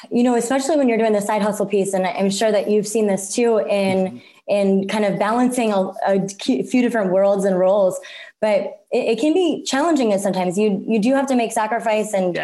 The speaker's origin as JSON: {"language": "English", "town": "Cincinnati", "region": "Ohio", "country": "United States", "tie": "born or raised there", "moved": "yes", "lives_now": "Phoenix, United States", "said": "I grew up in the Midwest in Cincinnati, Ohio."}